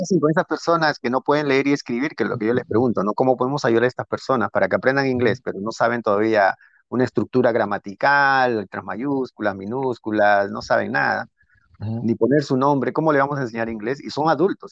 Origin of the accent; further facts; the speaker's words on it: Peru; now in United States; como peruano